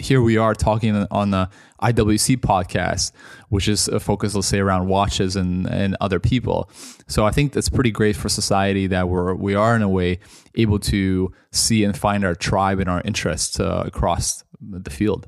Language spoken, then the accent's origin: English; Toronto, Ontario, Canada; moved away as an adult; also born or lived in Russia; now in London, United Kingdom; I grew up mostly in Canada